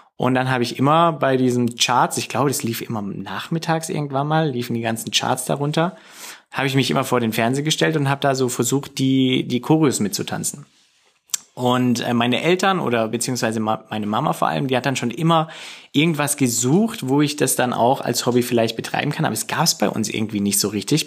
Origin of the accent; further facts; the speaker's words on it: Singen, Baden-Württemberg, Germany; bei uns in Singen